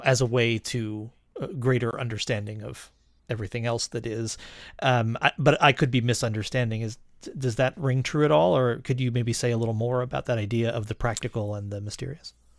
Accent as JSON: {"language": "English", "town": "Rochester", "region": "New York", "country": "United States", "tie": "born or raised there", "said": "I grew up in Rochester, New York in the eighties"}